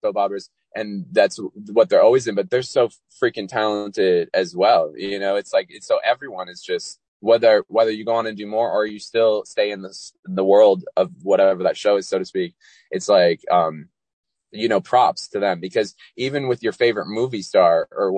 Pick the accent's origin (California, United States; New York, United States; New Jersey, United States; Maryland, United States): California, United States; also born or lived in Walnut Creek, California / San Diego / Folsom / Danville; I was born in Walnut Creek, California, and I grew up all over California